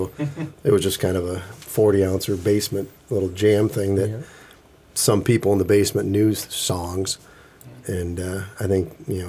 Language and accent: English; Midland, Michigan, United States; I grew up in Midland